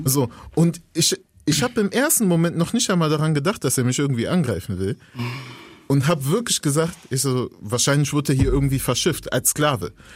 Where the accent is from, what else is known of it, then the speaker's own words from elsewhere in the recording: Germany; ich bin Deutscher